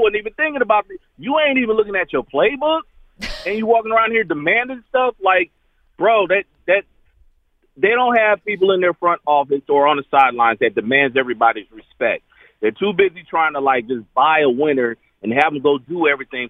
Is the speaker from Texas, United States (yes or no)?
no; Tucson, Arizona, United States; now in Alabama, United States; I'm born and raised in Tucson, Arizona